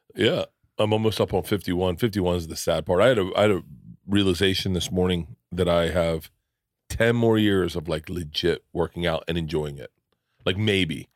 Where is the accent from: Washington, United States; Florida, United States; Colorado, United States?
Florida, United States; I grew up in Florida